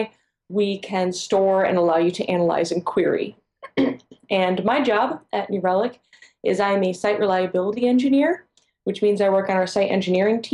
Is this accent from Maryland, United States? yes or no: no; New York, United States; I'm from the Northeast, New York, and that is how you introduce people there